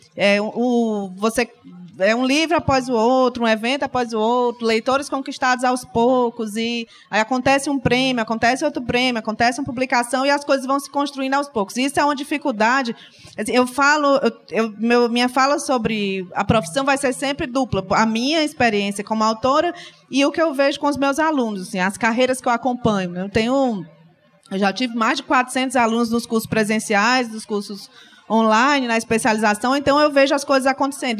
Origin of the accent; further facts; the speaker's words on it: Fortaleza, Ceará, Brazil; sou de Fortaleza